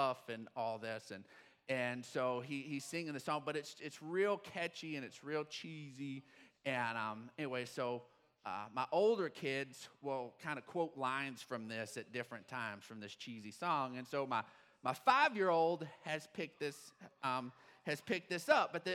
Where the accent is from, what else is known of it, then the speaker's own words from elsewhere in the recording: Odessa, Texas, United States; growing up in Odessa, we were raised on good old country music